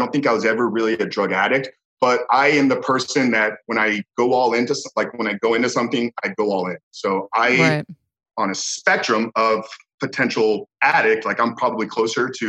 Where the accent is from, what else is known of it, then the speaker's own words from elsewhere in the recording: Tampa, Florida, United States; born and raised in Tampa, Florida, and still residing here today